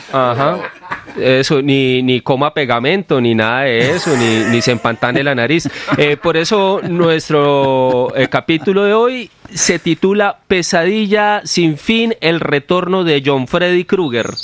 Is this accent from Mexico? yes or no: no; Bucaramanga, Santander, Colombia; yo soy de Bucaramanga